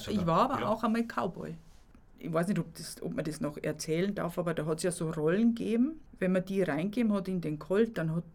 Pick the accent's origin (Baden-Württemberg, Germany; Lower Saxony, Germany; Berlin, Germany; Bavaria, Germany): Bavaria, Germany; Lower; in Bayern in Altbayern, ich komme ja aus Niederbayern, da wird es eher weniger gefeiert.